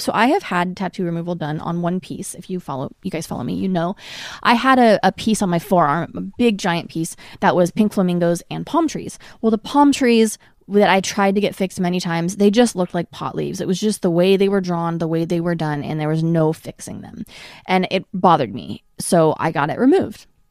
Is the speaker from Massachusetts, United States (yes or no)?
no; Portland, Oregon, United States; now in Los Angeles, United States; I was raised in Portland, which is a very liberal, open-minded city